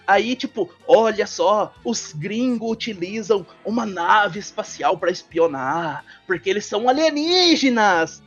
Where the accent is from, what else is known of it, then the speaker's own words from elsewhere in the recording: Minas Gerais, Brazil; moved away; eu vim de uma cidade minúscula, sabe? Minúscula mesmo. É, sou mineiro